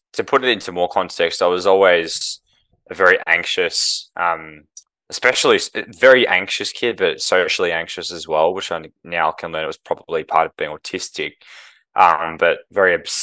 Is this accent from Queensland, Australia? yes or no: no; Melbourne, Victoria, Australia; moved away as an adult; now in Brisbane, Australia; I grew up in Melbourne as a St Kilda supporter